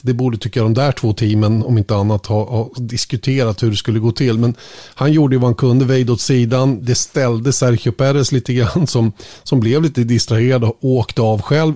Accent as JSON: {"language": "Swedish", "country": "Sweden", "said": "som svensk"}